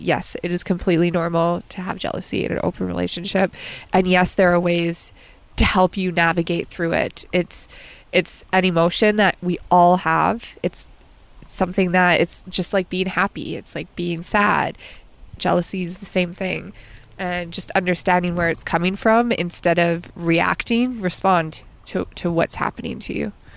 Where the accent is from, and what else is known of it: Alberta, Canada